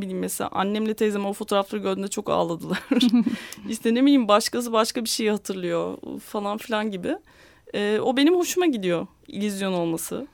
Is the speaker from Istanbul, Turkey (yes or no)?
yes; Istanbul, Turkey; ben 1985 doğumluyum. İstanbul'da doğdum. Burada yaşıyorum hala.